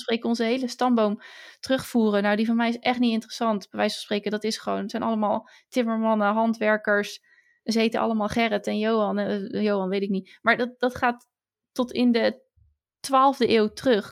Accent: Netherlands; wij eh, als Nederlanders

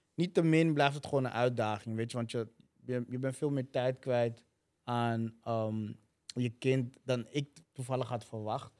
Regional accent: Amsterdam, North Holland, Netherlands; Ik ben in Zuidoost opgegroeid.

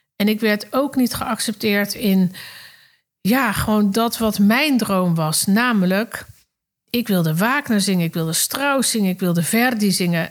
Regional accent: Netherlands; also born or lived in Circus Knie (birthplace); En daarna ging ik met mijn ouders naar Nederland. Daar ging ik natuurlijk naar de lagere school en naar de middelbare school.

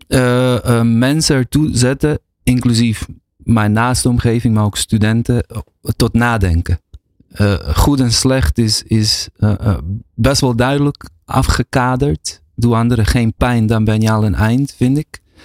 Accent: Netherlands; also born or lived in Bosnia; schouw mezelf wel als gewoon Nederlander. Iemand die hier opgegroeid is en woont

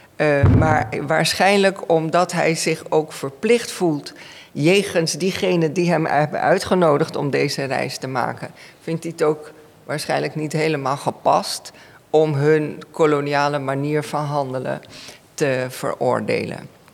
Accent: Suriname; first language Dutch; Ik ben in Suriname opgegroeid, Nederlands is mijn moedertaal

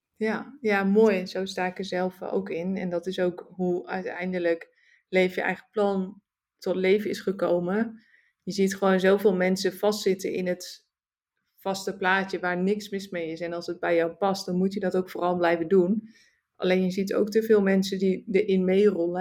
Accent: Netherlands; moved away as an adult; also born or lived in Suriname / Singapore; Nederland, het is natuurlijk mijn thuisland. Het is waar ik ben geboren

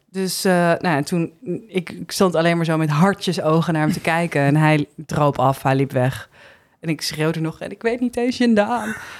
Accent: Heemskerk, North Holland, Netherlands; moved away as an adult; also born or lived in Haarlem / Bergen, North Holland; now in Amsterdam, Netherlands; ik ben in Heemskerk opgegroeid en daar ging ik op mijn 18e het huis uit.

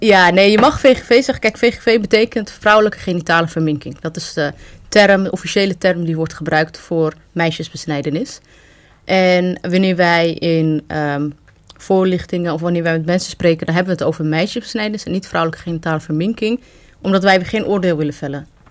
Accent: Netherlands; also born or lived in Amsterdam; oorspronkelijk kom ik uit Somalië. maar Ik ben hier in Nederland geboren en getogen.

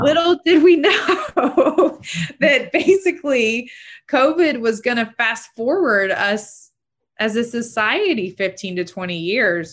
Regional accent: Chattahoochee Hills, Georgia, United States; I grew up in Chat Hills when there was, you know, nada, there was nothing.

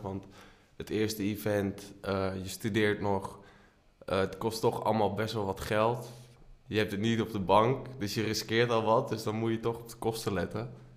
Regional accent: Leunen, Limburg, Netherlands; now in Amsterdam, Netherlands; Geboren en getogen in Leunen, woon nu in Amsterdam

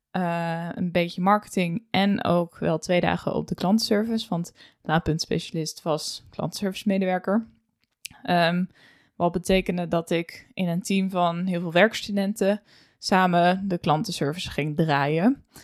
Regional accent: Emmeloord, Flevoland, Netherlands; 26 eh, jaar oud, geboren in 1997. opgegroeid in Emmeloord, gestudeerd in Leeuwarden

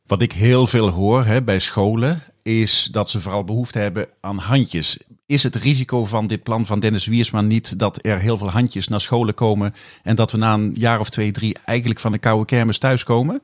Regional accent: Kerkrade, Limburg, Netherlands; mijn geboorteplaats Kerkrade

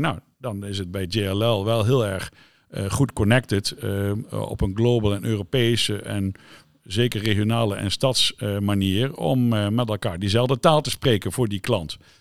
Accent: Zeelandic Flanders, Netherlands; waar ik vandaan kom, Zeeuws Vlaanderen

